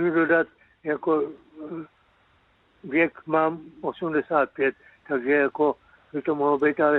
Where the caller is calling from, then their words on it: Cheb, Karlovy Vary Region, Czechia; tady, já jsem z Chebu a tady je to problém tak nějak, když se objednám, tak je to za půl roku.